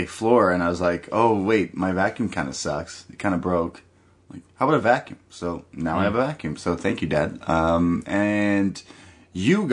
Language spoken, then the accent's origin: English; Canada; I'm Canadian